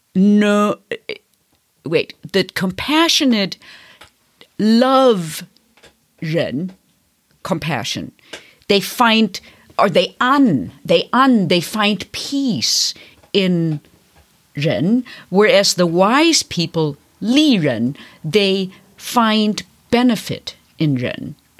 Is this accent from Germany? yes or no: yes; Bavaria, Germany; moved away; I come from Catholic Bavaria